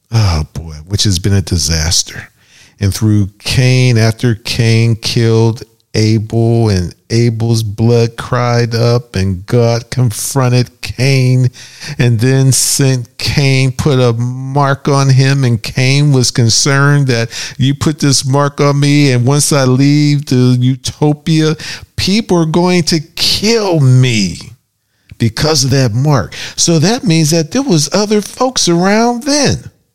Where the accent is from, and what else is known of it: Pittsburgh, Pennsylvania, United States